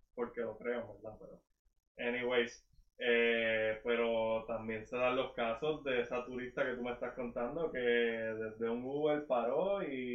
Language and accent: Spanish; Sabana Grande, Puerto Rico; nosotros que somos de Sabana Grande, Jíbaro Alpil